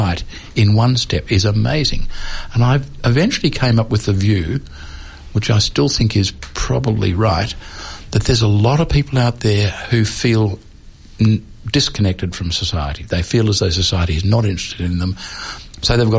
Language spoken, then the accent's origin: English; Melbourne, Victoria, Australia; I grew up in Melbourne in the 1950s